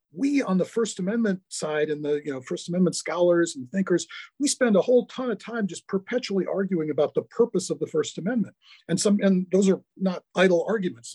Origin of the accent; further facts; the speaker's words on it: Milwaukee, Wisconsin, United States; now in St. Louis, United States; I grew up in Milwaukee.